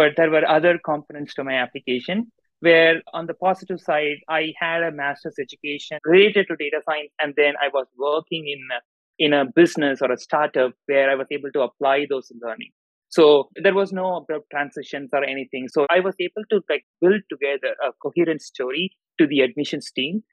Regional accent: Madurai, Tamil Nadu, India; moved away as an adult; now in Chicago, United States; I grew up in Madurai, Tamil Nadu. I did my entire schooling over there.

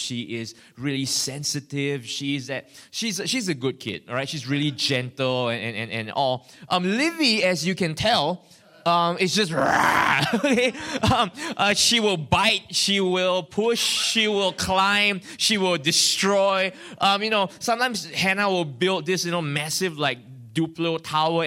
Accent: Singapore; I'm from Singapore, from a church called Victory Family Center

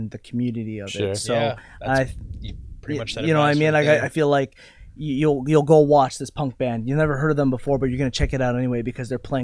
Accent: Cambridge, Ontario, Canada; also born or lived in Kitchener; I'm from Cambridge

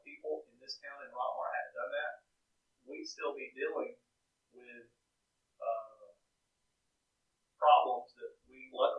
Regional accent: Australia; I'm from Australia.

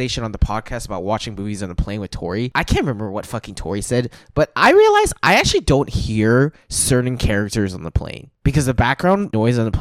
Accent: Hong Kong; I'm from Hong Kong

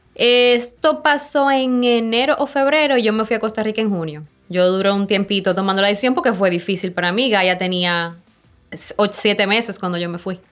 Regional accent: Samaná, Dominican Republic; yo soy de Samaná, mi familia es de Samaná

